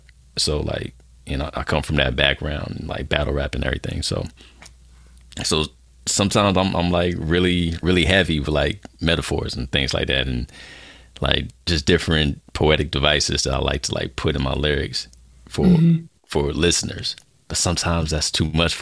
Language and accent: English; Fayetteville, North Carolina, United States; now in Dallas, United States; I'm based out of Dallas, Texas right now. I'm originally from Fayetteville, North Carolina